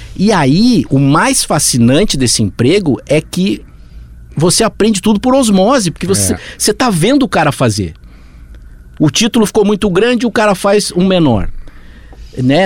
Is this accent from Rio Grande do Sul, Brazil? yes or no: yes; Rio Grande do Sul, Brazil; moved away as an adult; now in São Paulo, Brazil; eu sou gaúcho